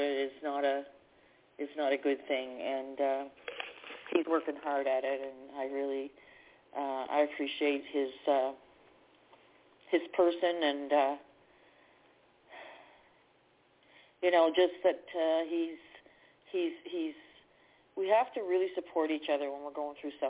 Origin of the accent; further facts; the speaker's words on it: Canada; I'm from Canada